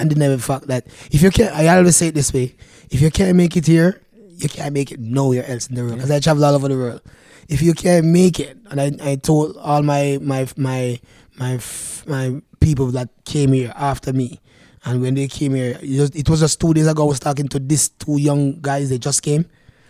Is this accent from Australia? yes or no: no; Canada; And I said, no, I'm from Canada.